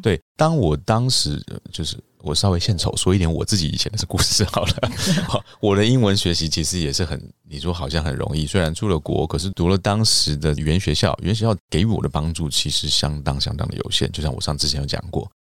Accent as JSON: {"language": "Chinese", "country": "Taiwan", "said": "我回到台湾之后"}